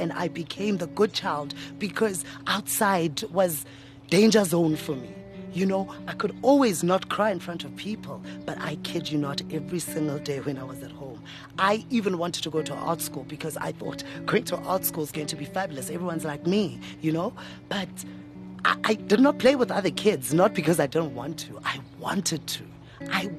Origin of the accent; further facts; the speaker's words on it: Tembisa, Gauteng, South Africa; ke Motswana wa ko Tembisa, born and bred ko Tembisa.